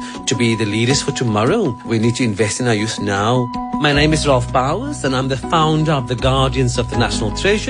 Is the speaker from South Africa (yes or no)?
yes; Cape Town, Western Cape, South Africa; I grew up in Lavendale